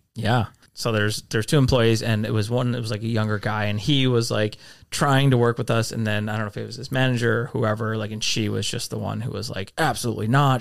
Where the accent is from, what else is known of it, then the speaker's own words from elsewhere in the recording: Midwest, United States; I definitely identify that as a Midwesterner